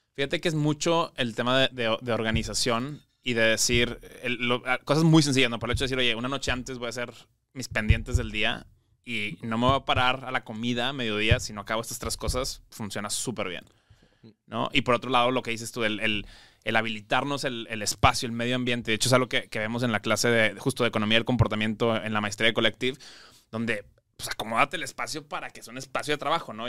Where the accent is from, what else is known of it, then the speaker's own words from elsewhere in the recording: Monterrey, Nuevo León, Mexico; now in Mexico City, Mexico; yo soy regio, pero, pero vivo en la Ciudad de México